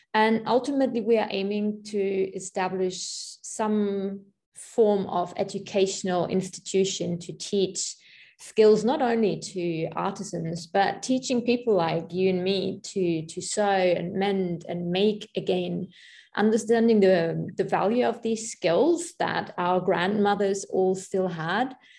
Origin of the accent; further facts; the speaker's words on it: Germany; moved away; I am from Germany